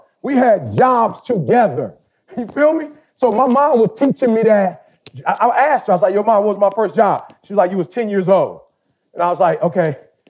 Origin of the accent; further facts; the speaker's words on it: Detroit, Michigan, United States; I grew up in Detroit.